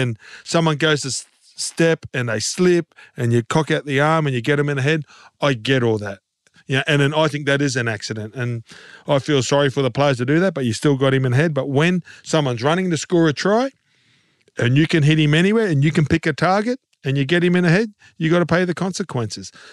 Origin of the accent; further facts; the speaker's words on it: Queensland, Australia; as a Queenslander